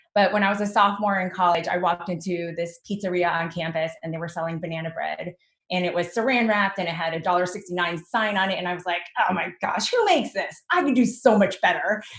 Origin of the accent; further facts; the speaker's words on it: New Jersey, United States; I was born and raised in Jersey